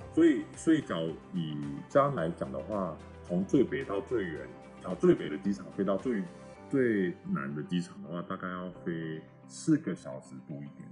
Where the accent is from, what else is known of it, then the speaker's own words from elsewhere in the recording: Taiwan; 然后我台湾人嘛，